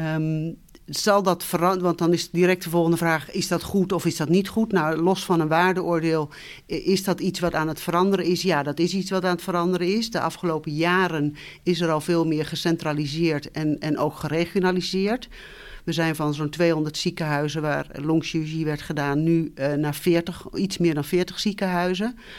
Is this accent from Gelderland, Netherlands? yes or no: no; Twente, Overijssel, Netherlands; moved away as an adult; also born or lived in Utrecht / Tilburg / Nijmegen; opgegroeid ben ik in Twente, in een klein dorp